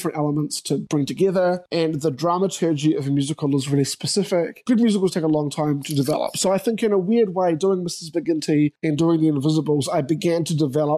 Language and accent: English; New Zealand; also born or lived in New York; I'm a New Zealander